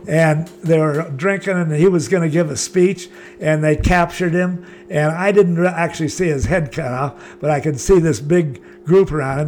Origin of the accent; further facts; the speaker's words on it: Laguna Beach, California, United States; also born or lived in Hawaii; I was born in Laguna, lived there all my life.